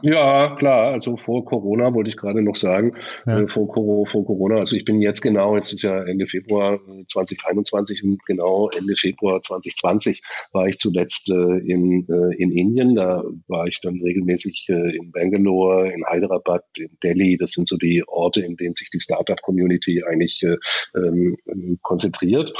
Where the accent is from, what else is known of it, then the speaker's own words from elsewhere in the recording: Stuttgart, Baden-Württemberg, Germany; ich bin in Stuttgart aufgewachsen